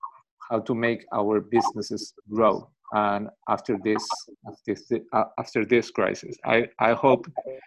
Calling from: Peru; I'm talking from Peru, and it's a little bit far

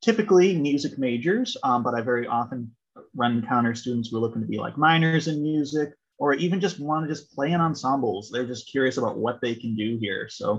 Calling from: Amherst, Massachusetts, United States; I'm calling in from the University of Massachusetts Amherst, where I'm the director of admissions for the music program.

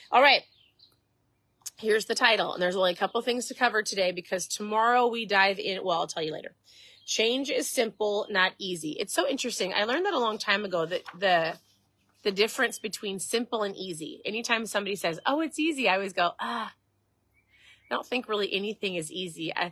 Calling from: Florida, United States; I'm tuning in from Florida nice and sunny, beautiful Florida.

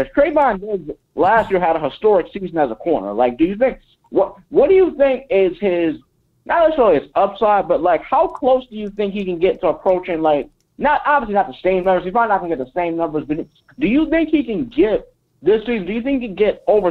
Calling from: Fort Wayne, Indiana, United States; I'm from Fort Wayne.

